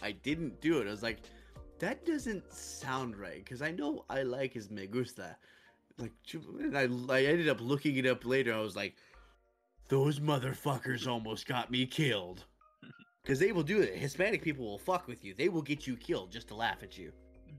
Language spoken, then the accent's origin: English; British Columbia, Canada; No. I'm from British Columbia, right here, babe, right here.